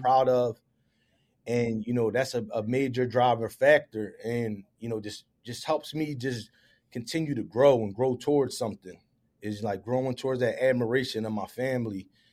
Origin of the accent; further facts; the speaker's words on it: Philadelphia, Pennsylvania, United States; I was born and raised in the Philadelphia area, grew up, raised by my mother in the uptown section of the city